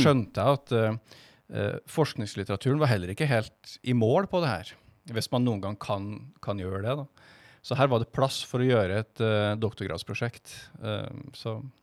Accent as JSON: {"language": "Norwegian", "town": "Stjørdal", "region": "Trøndelag", "country": "Norway", "also_born_or_lived": "Stavanger", "moved": "as an adult", "lives_now": "Kristiansand, Norway", "said": "Jeg kommer fra Stjørdal"}